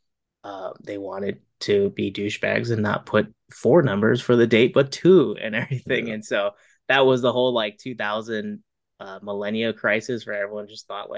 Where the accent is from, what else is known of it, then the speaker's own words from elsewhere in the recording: Bay Area, California, United States; growing up in the Bay Area